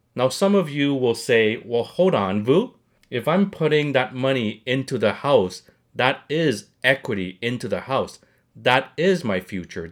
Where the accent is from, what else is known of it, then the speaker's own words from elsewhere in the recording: Montreal, Quebec, Canada; I'm not born in Canada. I came to Montreal when I was very young